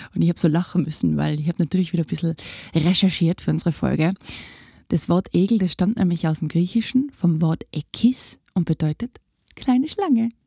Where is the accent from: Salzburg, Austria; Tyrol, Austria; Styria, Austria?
Tyrol, Austria; bei uns in Tirol